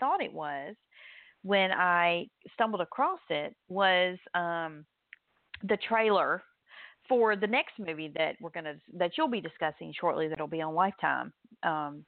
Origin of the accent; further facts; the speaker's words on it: southern United States, United States; accent: southern drawl; This southern drawl that I have